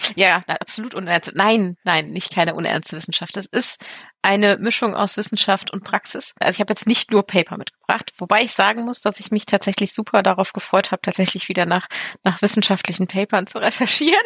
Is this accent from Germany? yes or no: yes; Germany; bei uns in Deutschland